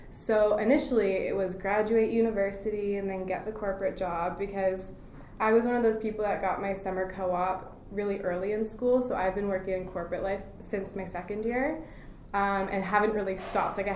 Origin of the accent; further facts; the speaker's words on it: Burlington, Ontario, Canada; also born or lived in United States / Basel, Switzerland / Toronto; I was born in the States. My childhood was in Burlington, Ontario. And then my older childhood, like teen years, were in Switzerland and Toronto.